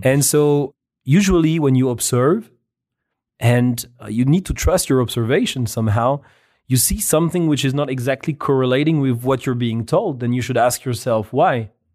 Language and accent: English; France; moved away; I was born in France, where I've spent more than half my life